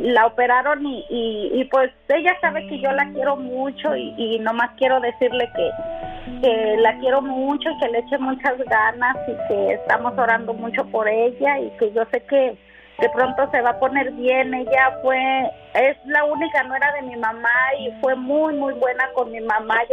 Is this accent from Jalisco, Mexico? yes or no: no; Zacatecas, Mexico; yo soy de Zacatecas.